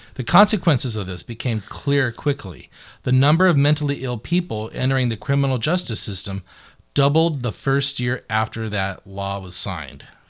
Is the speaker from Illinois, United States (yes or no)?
no; Beaverton, Oregon, United States; I'm from the bougie side of town. I'm from Beaverton